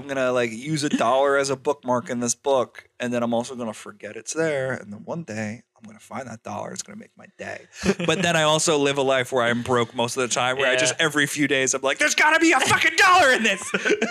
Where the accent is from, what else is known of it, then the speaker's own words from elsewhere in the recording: New England, United States; grew up in New England